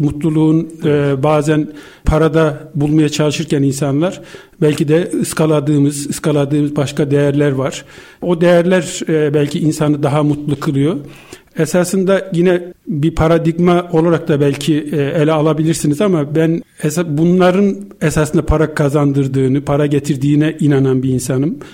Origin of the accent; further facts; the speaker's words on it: Gürün, Sivas Province, Turkey; moved away as an adult; also born or lived in Istanbul; Ben 1965 e, e, Sivas Gürün doğumluyum ilkokul yıllarına kadar